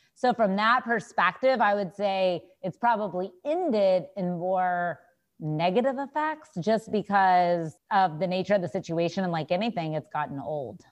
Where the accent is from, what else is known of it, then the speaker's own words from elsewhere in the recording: Texas, United States; I am from Texas